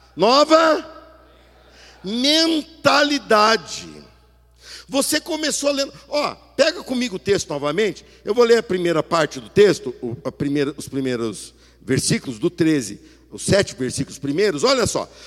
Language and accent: Portuguese; Brazil; nós nos portamos como brasileiros